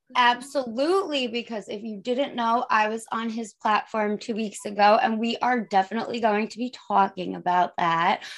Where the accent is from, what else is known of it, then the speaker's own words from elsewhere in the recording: Long Island, New York, United States; I'm from New York, Long Island